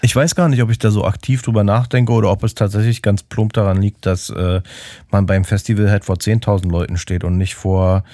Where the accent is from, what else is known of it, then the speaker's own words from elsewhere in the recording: Berlin, Germany; als Berliner